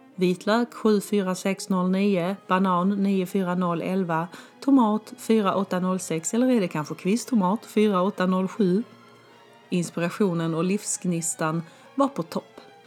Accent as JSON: {"language": "Swedish", "region": "Skåne", "country": "Sweden", "also_born_or_lived": "Stockholm, Sweden / Malmö, Sweden / Germany", "moved": "as an adult", "said": "jag ska landa hemma i Skåne. Så jag lämnade min 19 kvadrat lägenhet på Zinkensdamm och flyttade pick och pack hem till mamma och pappa"}